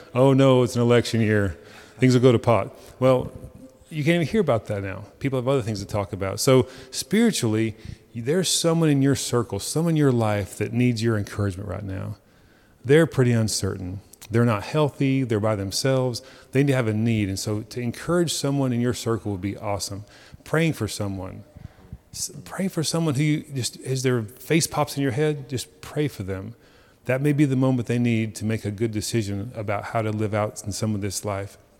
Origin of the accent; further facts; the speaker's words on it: Texas, United States; as American as we are, as Texan as we are